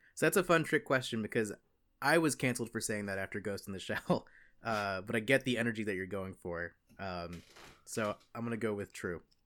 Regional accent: the South, United States; I'm a Southerner

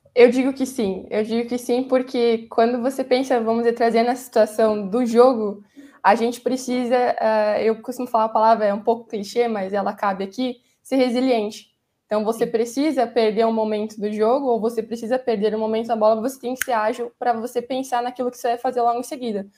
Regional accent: Chapecó, Santa Catarina, Brazil; moved away; also born or lived in Rio Grande do Sul; Sou catarinense. Sou de Chapecó, me formei lá

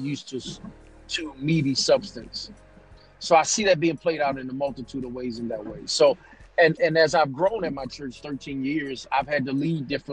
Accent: Greensboro, North Carolina, United States; also born or lived in Maryland; now in Augusta, United States; I'm originally from Greensboro, North Carolina. Born in Maryland, but I'm raised in Greensboro

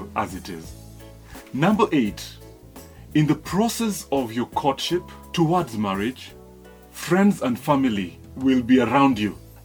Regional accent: Nyanza, Kenya; I come from the Luo community

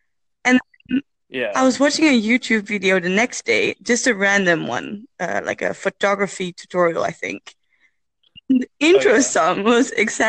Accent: Netherlands; also born or lived in Utrecht; I'm from the Netherlands.

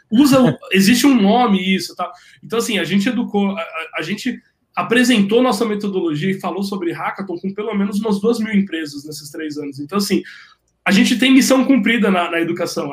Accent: Brazil

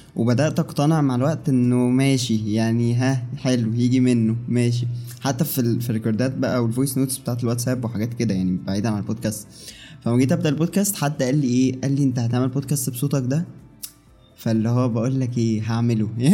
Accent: Egypt; وعندنا في مصر

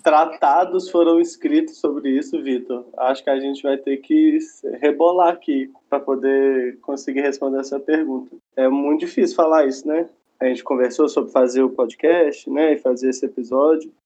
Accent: Belo Horizonte, Minas Gerais, Brazil; eu sou é, de Belo Horizonte, Minas Gerais

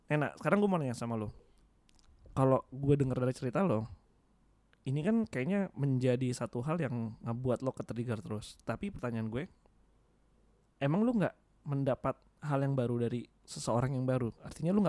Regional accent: Java, Indonesia; gue sebagai orang Jawa keinget satu kata-kata sih dalam bahasa Jawa Gusti Allah boten sare

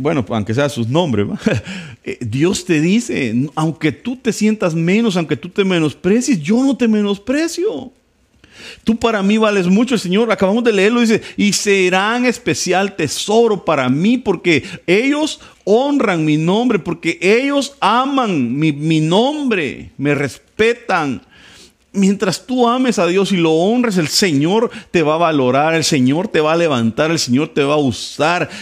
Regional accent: El Salvador; soy salvadoreño, guanaco, vengo de un pueblo

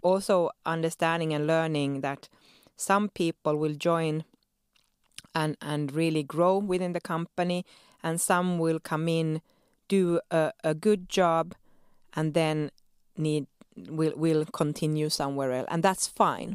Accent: Sweden; moved away as an adult; now in Helsinki, Finland; born and raised in Sweden to Finnish parents

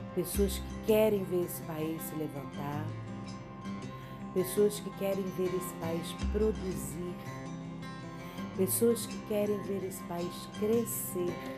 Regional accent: Brazil; E sou brasileira.

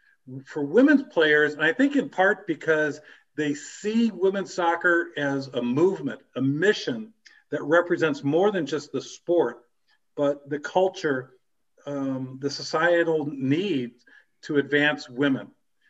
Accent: Wisconsin, United States; You're starting a team in my home state. I live in Milwaukee.

